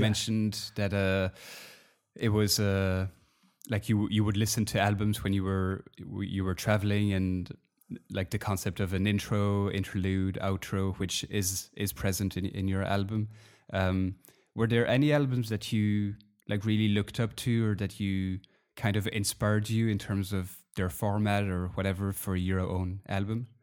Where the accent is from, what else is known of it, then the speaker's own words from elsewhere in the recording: Belgium; I'm from Belgium